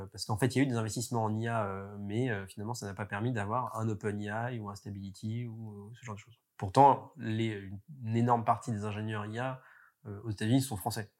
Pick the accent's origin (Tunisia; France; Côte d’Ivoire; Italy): France; en tant que Français